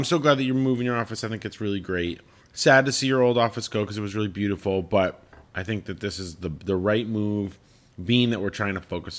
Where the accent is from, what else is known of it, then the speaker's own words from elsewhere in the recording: Colorado, United States; I grew up in Colorado. Like, Colorado, all the cities are spread out.